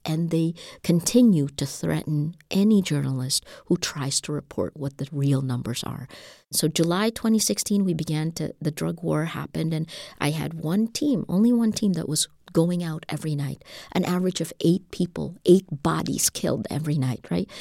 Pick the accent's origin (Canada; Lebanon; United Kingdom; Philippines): Philippines; We're an English-speaking nation. We're a hundred million people